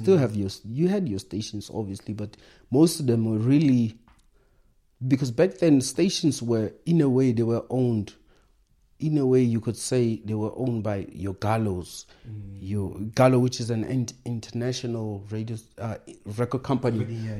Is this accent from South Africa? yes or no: yes; South Africa; Back then, as a South African rapper, imagine people were like, oh, Lama American.